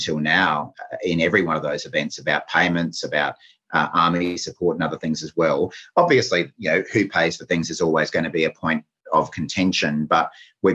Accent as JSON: {"language": "English", "region": "Queensland", "country": "Australia", "said": "as a Queenslander"}